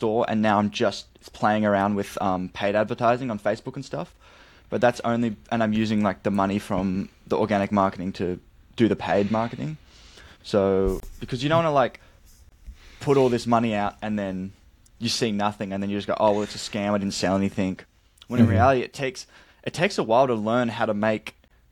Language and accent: English; Australia; I'm from Australia